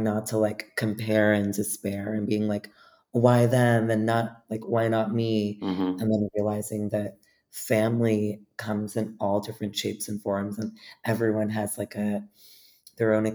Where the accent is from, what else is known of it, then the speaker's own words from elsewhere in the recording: New York City, New York, United States; growing up in New York